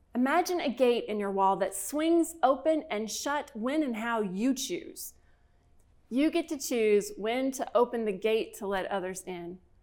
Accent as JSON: {"language": "English", "region": "Kentucky", "country": "United States", "tie": "born or raised there", "said": "my home state of Kentucky"}